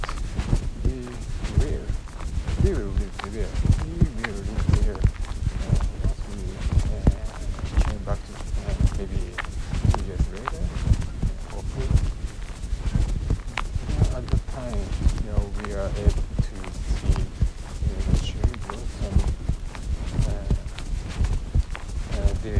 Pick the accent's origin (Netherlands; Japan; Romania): Japan; Nagoya, Aichi; English is a second language; moved away as an adult; now in Fukushima Prefecture, Japan; the Nagoya city where my hometown and my house is